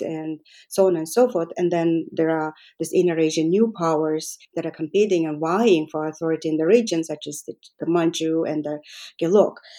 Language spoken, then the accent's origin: English; Mongolia; moved away as an adult; I was born and raised in Mongolia